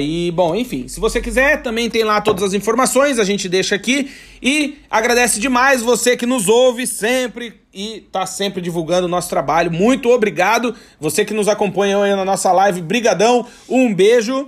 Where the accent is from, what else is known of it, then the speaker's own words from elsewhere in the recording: Brazil; moved away as an adult; now in Portugal; nós somos brasileiros, tem mania de ser íntimo das pessoas